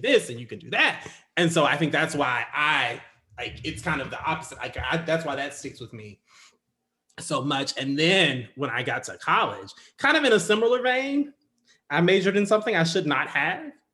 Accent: United States; even being black in America, I'm still an American

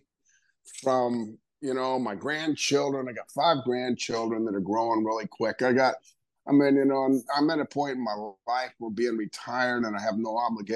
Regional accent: Tampa, Florida, United States; One of the guys that I grew up with here in Tampa

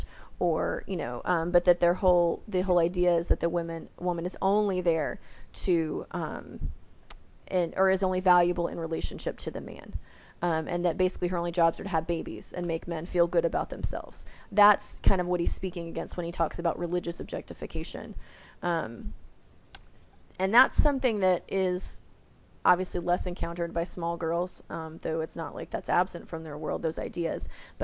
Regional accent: the South, United States; I'm Southern. But growing up in the South, everybody kind of gets called diminutive names all the time.

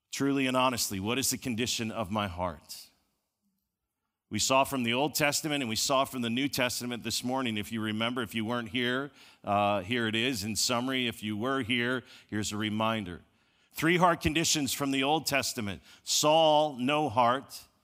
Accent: Chicago, Illinois, United States; I grew up in Chicago

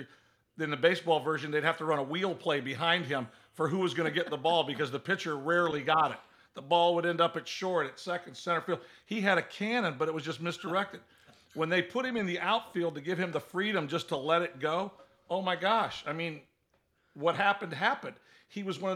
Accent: the South, United States; Growing up in the South

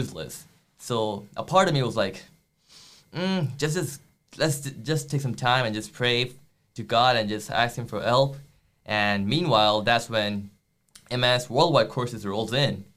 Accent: India; moved away as an adult; now in United States; I'm from India

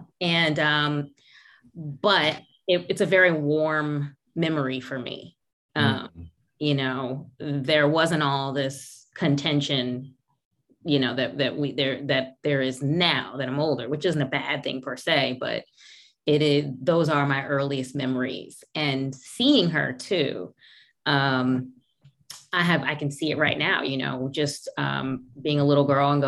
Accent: Brooklyn, New York, United States; So my upbringing, I was born in Brooklyn, New York, and the first few years of my life from Brooklyn, but my mom's side of the family is from Rocky Mount, North Carolina.

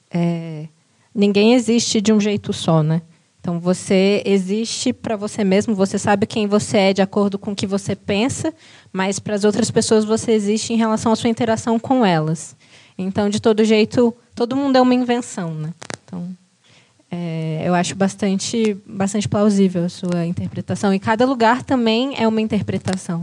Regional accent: Brazil; a gente, como brasileiros

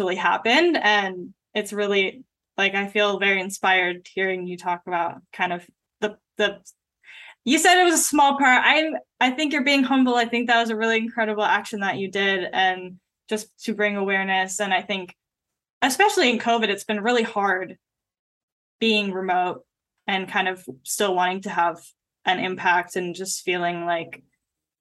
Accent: Bay Area, California, United States; moved away as an adult; now in Los Angeles, United States; I'm from the Bay Area

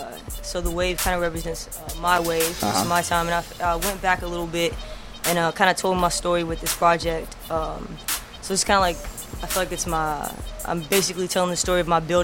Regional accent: Mississippi, United States; moved away; I'm from Mississippi, you know?

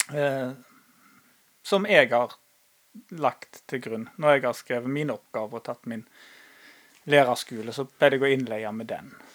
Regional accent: Norway; vi vokste opp på Haga

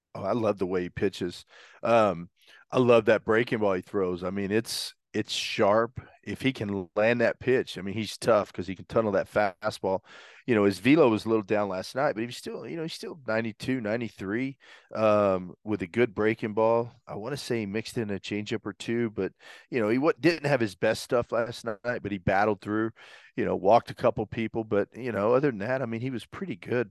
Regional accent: Brentwood, Arkansas, United States; I grew up in Brentwood, Arkansas.

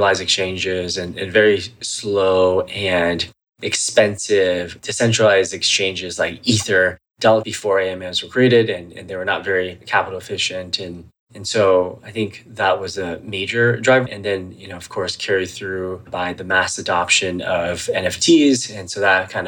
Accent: Atlanta, Georgia, United States; also born or lived in Shima, China / Menlo Park, California; I grew up in Atlanta, Georgia

